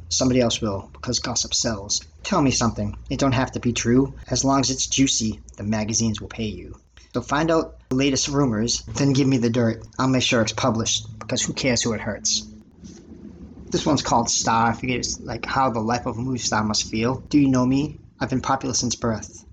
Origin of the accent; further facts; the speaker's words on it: Lynn, Massachusetts, United States; I'm from Lynn, Mass